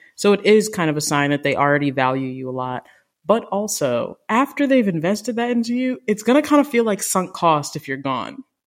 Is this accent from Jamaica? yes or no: yes; Jamaica; I'm Jamaican